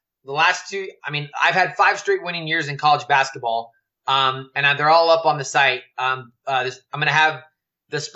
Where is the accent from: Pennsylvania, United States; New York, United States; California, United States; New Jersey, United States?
California, United States; growing up in California